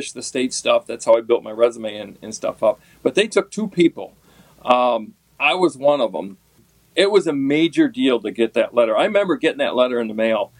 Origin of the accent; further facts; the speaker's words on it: Pulaski, New York, United States; I grew up on the Salmon River, and as a kid, all I wanted to do was fish. I mean, is my grandfather used to take me. I caught the bug early on. I come from a fishing town in Pulaski